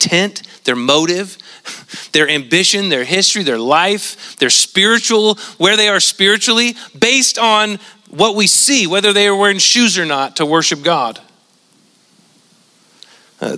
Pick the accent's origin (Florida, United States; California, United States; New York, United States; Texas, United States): California, United States; Central Valley of; moved away; Where I grew up in the Central Valley of California